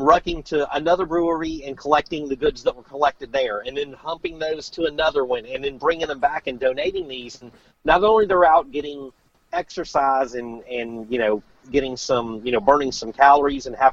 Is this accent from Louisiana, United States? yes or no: yes; Louisiana, United States; I'm from Louisiana